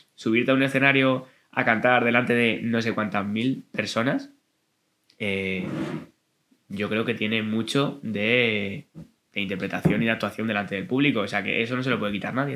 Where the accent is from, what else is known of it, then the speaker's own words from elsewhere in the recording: Madrid, Community of Madrid, Spain; soy de aquí de Madrid, de un barrio muy bonito que se llama Vallecas